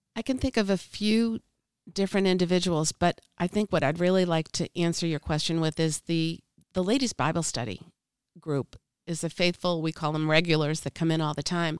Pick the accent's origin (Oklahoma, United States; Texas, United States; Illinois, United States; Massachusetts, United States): Massachusetts, United States; Boston; I'm from Boston